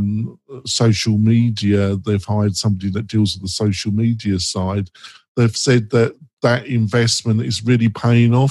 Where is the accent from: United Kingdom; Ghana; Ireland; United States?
United Kingdom; England; I'm English